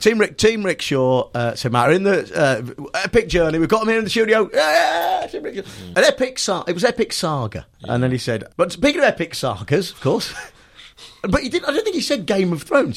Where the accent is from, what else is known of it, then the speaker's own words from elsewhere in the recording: Nuneaton, West Midlands, United Kingdom; my hometown where I grew up in Nuneaton